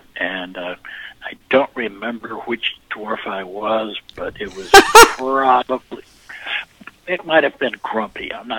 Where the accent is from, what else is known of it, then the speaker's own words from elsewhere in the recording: Houston, Texas, United States; I was raised in Houston, Texas